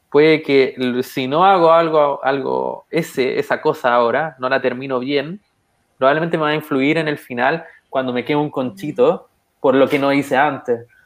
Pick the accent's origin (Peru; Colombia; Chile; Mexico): Chile; ¿por qué yo que tengo las mismas características, que soy como común chileno, significa que también yo puedo hacerlo?